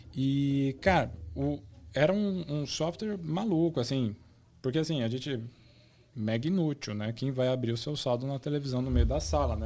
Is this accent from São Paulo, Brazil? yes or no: yes; Osasco, São Paulo, Brazil; eu nasci na capital, mas na verdade eu cresci em Osasco. É, o, a minha vida toda foi em Osasco